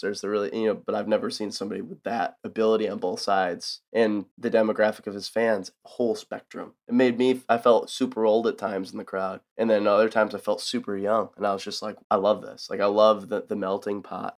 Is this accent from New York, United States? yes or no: yes; south of Buffalo, New York, United States; moved away as an adult; now in Nashville, United States; I grew up in kinda just south of Buffalo, New York, middle of nowhere